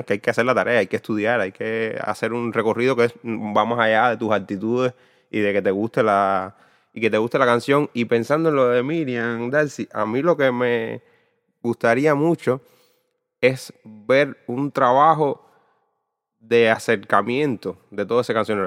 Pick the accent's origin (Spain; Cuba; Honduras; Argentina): Cuba; desde la experiencia como cubano